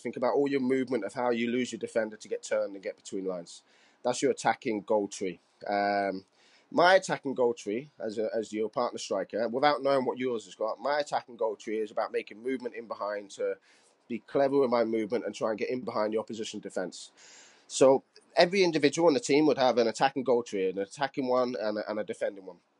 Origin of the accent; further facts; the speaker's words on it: Cardiff, Wales, United Kingdom; I'm from Cardiff